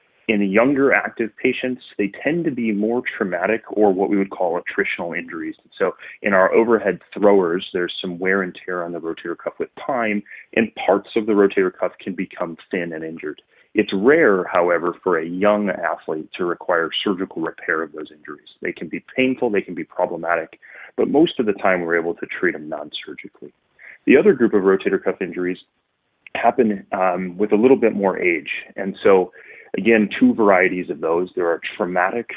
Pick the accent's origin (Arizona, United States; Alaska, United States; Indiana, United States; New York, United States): Indiana, United States; Northwest; moved away as an adult; also born or lived in Denver, Colorado; now in Chicago, United States; I grew up just outside of Chicago in Northwest Indiana